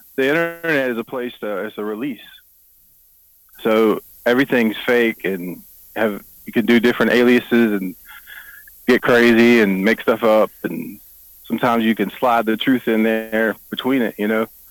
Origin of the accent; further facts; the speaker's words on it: the Triangle, North Carolina, United States; also born or lived in Greenville, North Carolina; I grew up in the Triangle.